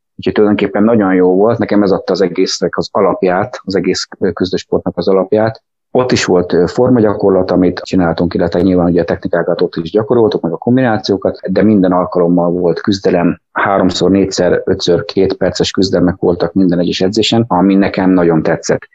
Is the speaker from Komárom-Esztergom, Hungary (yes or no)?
yes; Tatabánya, Komárom-Esztergom, Hungary; Én tatabányai vagyok, úgyhogy a tatabányai, akkor még tatabányi bányás sportklub volt, és én ott úsztam